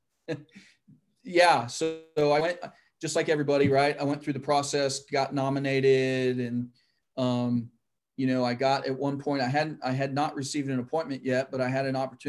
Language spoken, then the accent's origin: English; Van Wert, Ohio, United States; moved away; where I grew up in Van Wert, Ohio, is kind of the central location. And so, yeah, that's still home to me